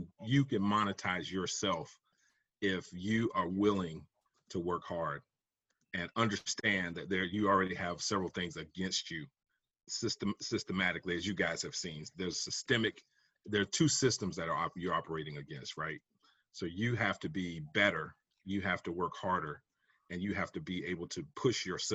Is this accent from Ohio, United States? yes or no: no; South Carolina, United States; moved away as an adult; also born or lived in Georgia / Texas; now in Raleigh-Durham, United States; I'm originally from South Carolina.